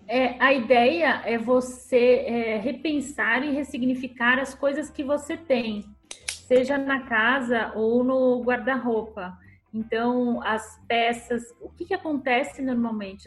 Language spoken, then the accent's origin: Portuguese; Santos, São Paulo, Brazil; eu sou de Santos, da aqui em São Paulo